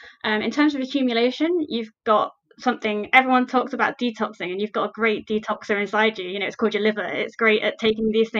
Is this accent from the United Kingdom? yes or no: yes; Nottingham, East Midlands, United Kingdom; moved away as an adult; also born or lived in Leeds; now in Belfast, United Kingdom; I'm originally from Nottingham in the UK